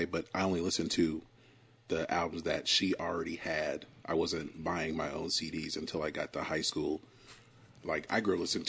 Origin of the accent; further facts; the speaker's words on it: Augusta, Georgia, United States; moved away; also born or lived in Carrollton, Georgia; like I'm from Augusta